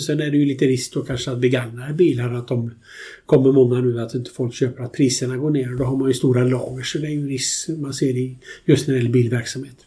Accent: Alingsås, Västra Götaland, Sweden; also born or lived in United States; Jag växte upp i Alingsås

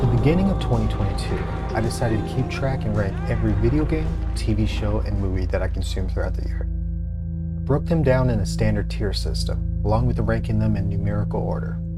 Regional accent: Pacific Northwest, United States; I'm from the Pacific Northwest

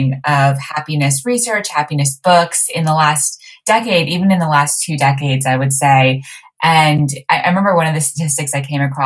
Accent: Montreal, Quebec, Canada; So I was raised in Montreal

